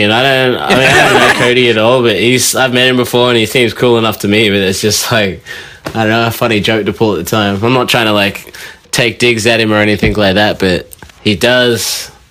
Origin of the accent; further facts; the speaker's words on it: Montreal, Quebec, Canada; I do. I grew up in Montreal.